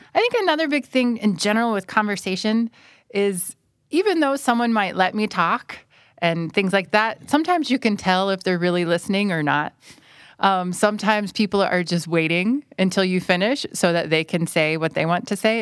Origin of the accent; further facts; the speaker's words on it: United States; moved away as an adult; now in Thailand; I'm from the United States, and I'm currently an English language fellow at Burapa